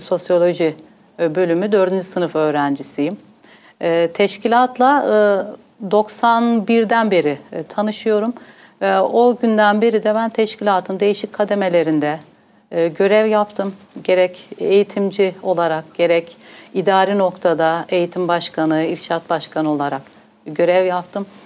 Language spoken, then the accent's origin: Turkish; Northern Bavaria, Germany; born or raised there; also born or lived in Gaziantep, Turkey / Hof, Germany